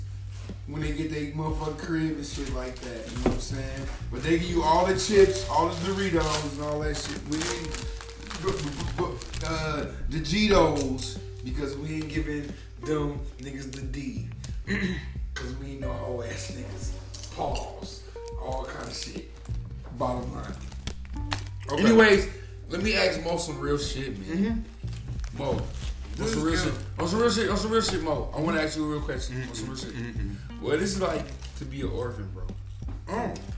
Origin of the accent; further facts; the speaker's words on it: United States; I grew up in America